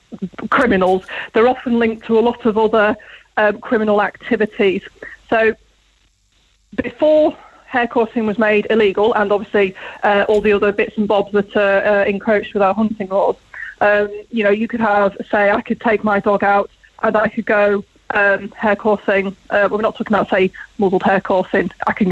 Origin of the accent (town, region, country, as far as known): Lincolnshire, East Midlands, United Kingdom; now in Ireland